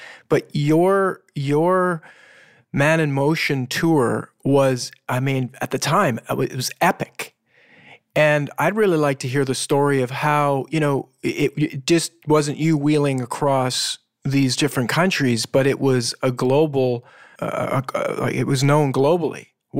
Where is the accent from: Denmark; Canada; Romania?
Canada; British Columbia; And I grew up in British Columbia as well.